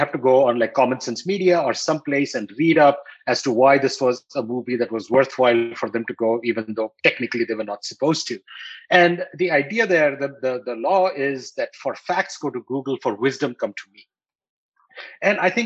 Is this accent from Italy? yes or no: no; New Delhi, Delhi, India; when I was growing up in New Delhi in India